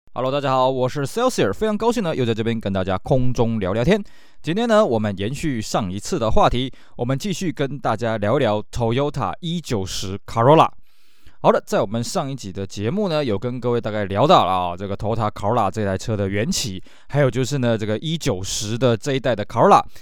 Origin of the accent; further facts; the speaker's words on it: Taiwan; 我们台湾这边